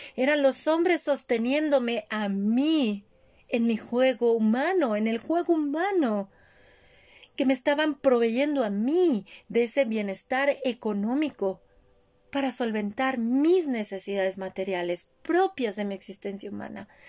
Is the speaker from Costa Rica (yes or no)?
no; Mexico; Yo también crecí en esa sociedad